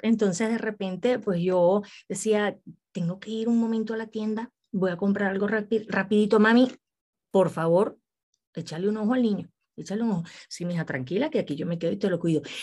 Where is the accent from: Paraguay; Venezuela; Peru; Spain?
Venezuela; now in Mexico; yo soy venezolana, pero soy bien mexicana.